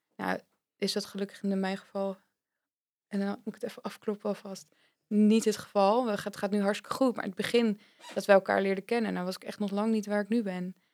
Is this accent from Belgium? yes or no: no; Vlaardingen, South Holland, Netherlands; moved away as an adult; now in Zwolle, Netherlands; Dus oorspronkelijk kom ik uit Vlaardingen, dat ligt echt tegen Rotterdam aan. En daar heb ik, denk ik, 25 jaar gewoond.